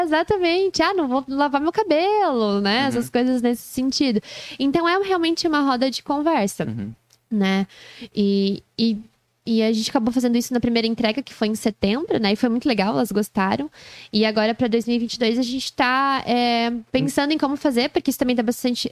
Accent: Joinville, Santa Catarina, Brazil; sou joinvilense raiz

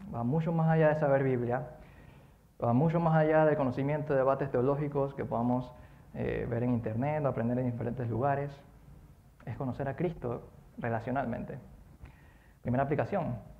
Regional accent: Colón, Panama; Cuando era pequeño yo vivía en Colón

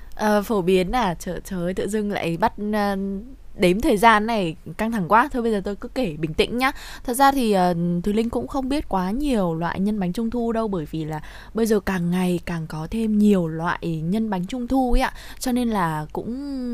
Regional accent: Tuyên Quang, Vietnam; quê ở Tuyên Quang

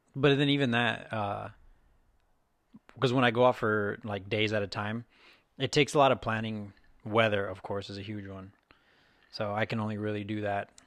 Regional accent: Texas, United States; now in Seattle, United States; I'm from Texas

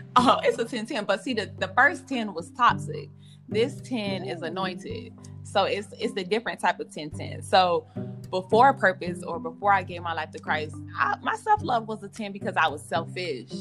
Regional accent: Miami, Florida, United States; moved away as an adult; also born or lived in Virginia; I was living here home, Miami, Florida.

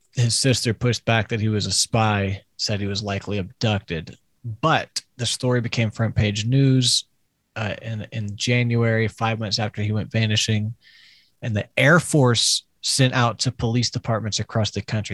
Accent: Crowley, Louisiana, United States; I'm from Crowley

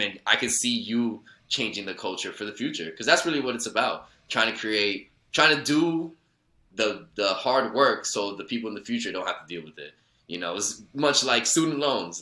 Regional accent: New York City, New York, United States; I grew up in Woodside

